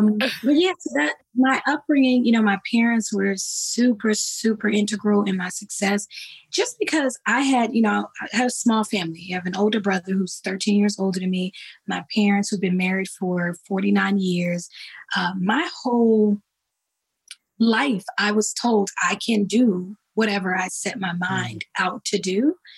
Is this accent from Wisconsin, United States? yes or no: no; East Orange, New Jersey, United States; I grew up in East Orange, New Jersey, singing in my church home, New Hope Baptist Church.